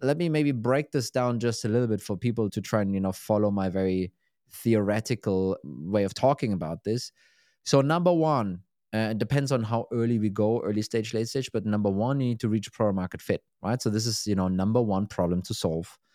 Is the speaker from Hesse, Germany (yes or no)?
no; Berlin, Germany; moved away; Berlin is kind of my hometown